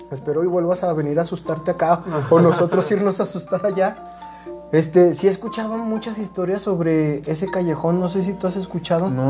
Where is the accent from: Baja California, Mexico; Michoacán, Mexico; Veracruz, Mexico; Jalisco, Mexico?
Jalisco, Mexico; Guadalajara; Yo soy de Guadalajara y en una ocasión vine de vacaciones para Semana Santa.